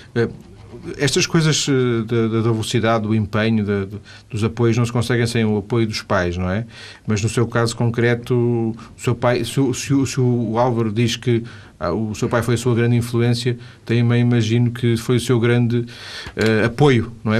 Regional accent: Vila do Conde, Norte, Portugal; eu sou de Vila de Conde

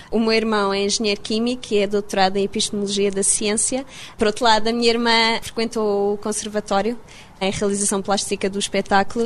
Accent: Portugal; moved away as an adult; also born or lived in Leiden, Netherlands; now in London, United Kingdom; não interessa se sou portuguesa

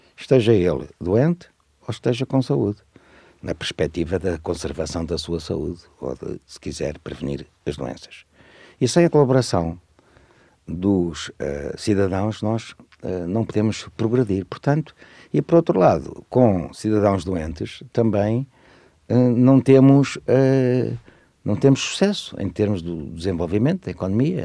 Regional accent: Lisbon, Portugal; moved away as an adult; also born or lived in Cuba, Alentejo / Guinea-Bissau / Zimbabwe; em Lisboa, onde, aliás, eu nasci, eu sou de Lisboa, estudei em Lisboa, casei em Lisboa.

